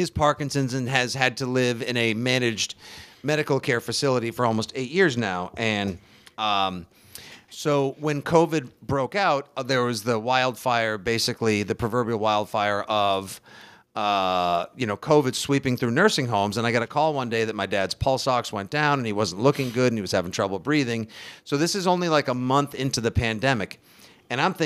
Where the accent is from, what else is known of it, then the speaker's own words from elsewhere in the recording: Braintree, Massachusetts, United States; the house I grew up in Braintree, Mass